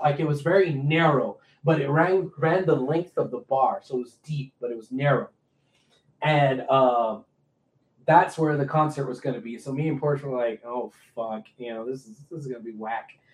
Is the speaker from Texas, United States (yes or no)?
yes; Houston, Texas, United States; I'm from Houston.